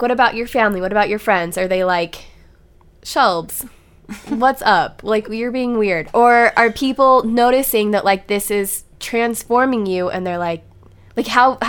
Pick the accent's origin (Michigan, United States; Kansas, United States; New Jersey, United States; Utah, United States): Utah, United States; As somebody who grew up in like, okay, Utah County